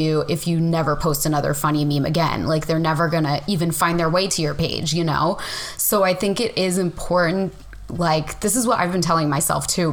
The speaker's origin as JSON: {"language": "English", "town": "Bay Head", "region": "New Jersey", "country": "United States", "tie": "born or raised there", "moved": "yes", "said": "I grew up on the Jersey Shore. I grew up in a town called Bayhead"}